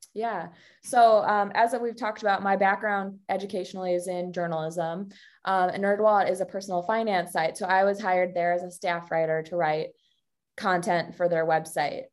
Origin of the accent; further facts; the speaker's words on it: Chicago, Illinois, United States; moved away as an adult; also born or lived in Missouri / San Francisco; now in Milwaukee, United States; I grew up in the Chicago area